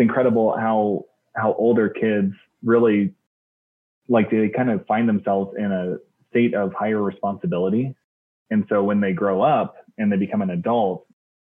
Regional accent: Salt Lake City, Utah, United States; I am from Salt Lake City, Utah

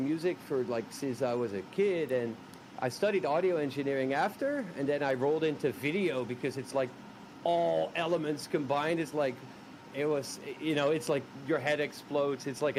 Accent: Rotterdam, South Holland, Netherlands; moved away as an adult; now in Shanghai, China; Right now I'm in Shanghai, in China. Hell yeah! And I'm actually from Rotterdam, the Netherlands.

